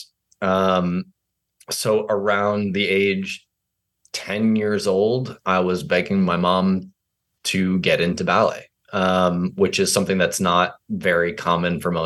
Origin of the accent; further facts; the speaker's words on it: Fairfield, Connecticut, United States; moved away; also born or lived in New York City; I was born in Fairfield, Connecticut